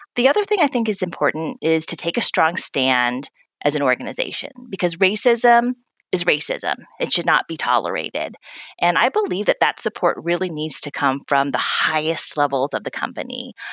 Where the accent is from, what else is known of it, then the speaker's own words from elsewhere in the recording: the American South, United States; I'm a proud daughter of Korean immigrants. I grew up in the American South